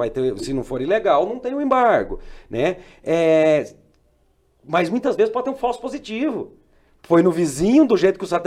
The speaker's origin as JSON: {"language": "Portuguese", "town": "Umuarama", "region": "Paraná", "country": "Brazil", "tie": "born there", "also_born_or_lived": "Mato Grosso", "said": "Minha mãe é gaúcha, meu pai é paranaense, eu nasci em Moarama, no Paraná. Hoje retornei, moro aqui próximo de vocês."}